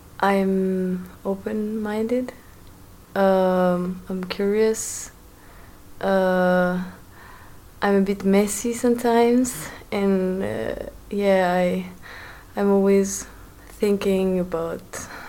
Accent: France; moved away; also born or lived in Argentina; I'm from Argentina, but I grew up in France, and I have an Italian passport.

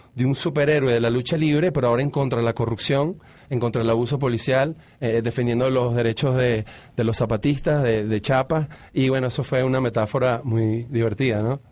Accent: Caracas, Capital District, Venezuela; moved away; also born or lived in Mexico / Florida; yo creciendo en los 70, en Caracas

